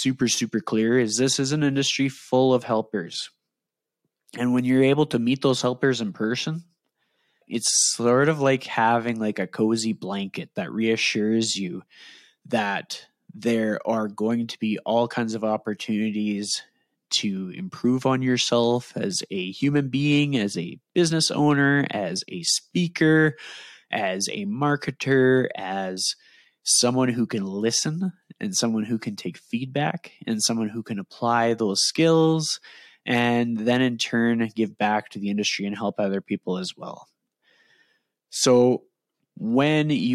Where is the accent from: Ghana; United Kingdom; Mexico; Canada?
Canada; Edmonton, Alberta; accent: Canadian; my Canadian accent, I am from Edmonton, Alberta, Canada